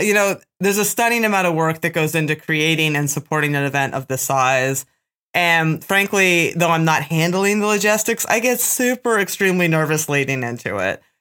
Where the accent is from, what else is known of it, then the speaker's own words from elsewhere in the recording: Pennsylvania, United States; I'm from Pennsylvania.